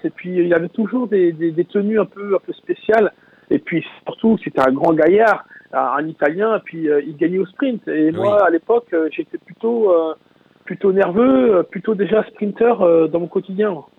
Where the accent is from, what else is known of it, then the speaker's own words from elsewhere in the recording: Mayenne, Pays de la Loire, France; chez moi en Mayenne